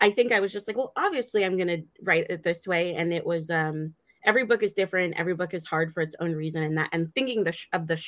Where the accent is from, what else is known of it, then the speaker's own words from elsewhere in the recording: Michigan, United States; moved away; I grew up partially in Michigan